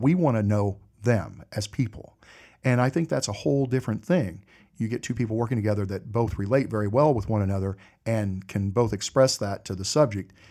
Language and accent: English; Indiana, United States; now in North Carolina, United States; I grew up in Indiana.